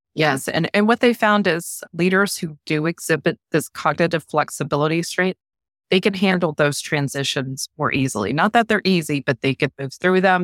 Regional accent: Norfolk, Virginia, United States; I'm a native Virginian. I'm about, uh, hours south of D C. I'm originally from Norfolk area and Hampton Roads area, so I've always been in this area.

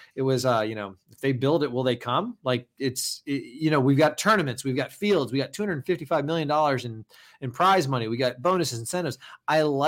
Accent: the South, United States; I am from the South

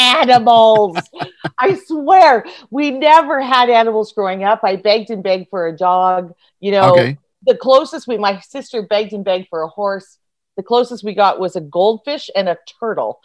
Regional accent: Georgetown, Ontario, Canada; moved away as an adult; also born or lived in Sault Ste. Marie / Alberta; I was born in Sault Ste. Marie, so I have Northern Ontario in my blood, but actually grew up in Georgetown, which is just sort of outside Toronto

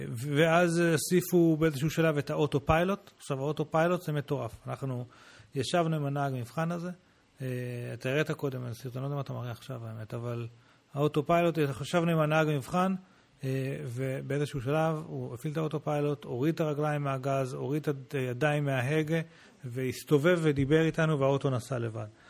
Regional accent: Israel; הוא שאל אותנו מאיפה אתם בעולם, אמרנו לו ישראל

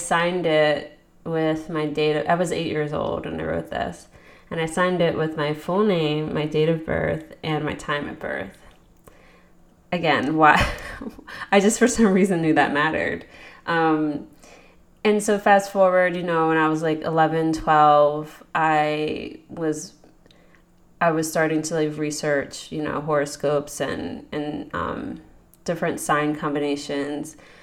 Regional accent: a suburb of Philadelphia, Pennsylvania, United States; I'm from Pennsylvania, a suburb of Philadelphia.

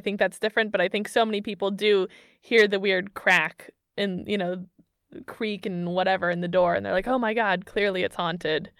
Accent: Missouri, United States; moved away as an adult; now in Germany; my home state of Missouri

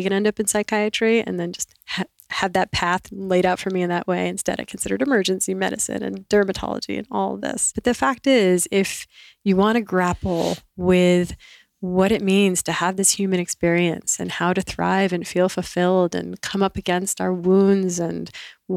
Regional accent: the New York area, United States; I grew up in the New York area

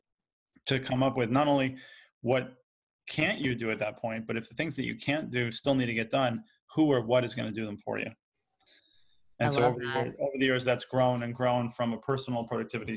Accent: New York, United States; So I grew up here in New York

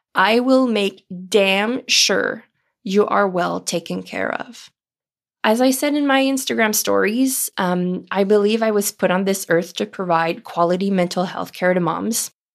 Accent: Ontario, Canada; first language French; English is a second language; my first language is French. And even though I was born and raised in Ontario, Canada, myself and my whole family speak French

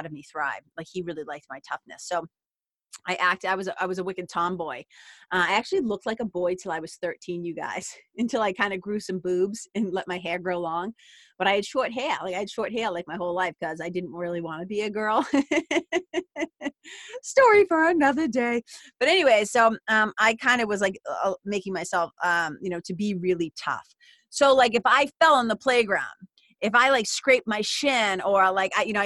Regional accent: Lawrence, Massachusetts, United States; where I grew up in Lawrence, Massachusetts

